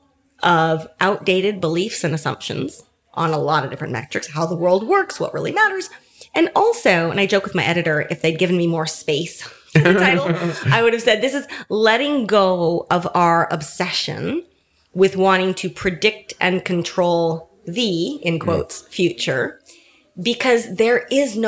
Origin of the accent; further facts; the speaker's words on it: San Francisco, California, United States; I was born and raised in San Francisco, Silicon Valley in the back door